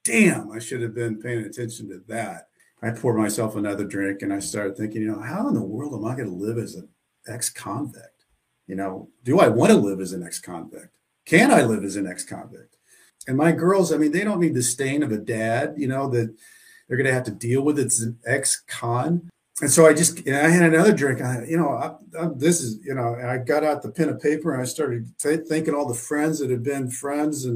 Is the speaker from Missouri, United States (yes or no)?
yes; Southwest Missouri, United States; I grew up in Southwest Missouri, a small town